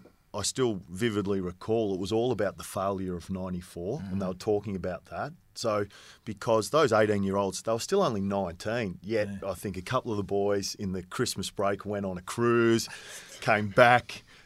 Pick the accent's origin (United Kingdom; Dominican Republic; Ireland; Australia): Australia; Camperdown, Victoria; I mean, I grew up in Camperdown and it was the Hampden League Juniors.